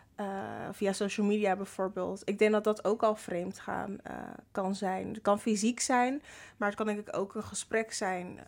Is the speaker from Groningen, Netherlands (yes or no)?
no; Rotterdam, South Holland, Netherlands; Ik ben 22 jaar en ik kom uit Rotterdam.